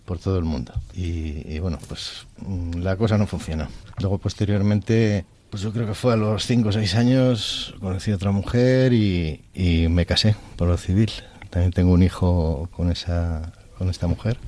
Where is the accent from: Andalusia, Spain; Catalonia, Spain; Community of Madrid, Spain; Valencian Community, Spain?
Community of Madrid, Spain; Madrid; now in Segovia, Spain; soy de, nacido en Madrid, pero vivo con mi mujer Elena en, Segovia